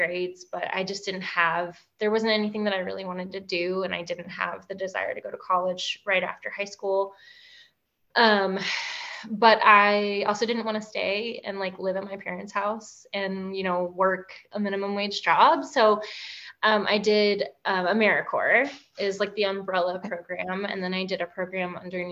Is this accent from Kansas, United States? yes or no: no; North Carolina, United States; I grew up in North Carolina in sort of like a working class family